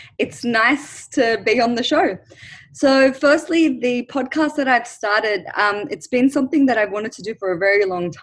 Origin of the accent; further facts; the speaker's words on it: Australia; also born or lived in Lebanon; I grew up in Australia, but my parents and I was born in Lebanon, but I moved to Australia when I was 1 year old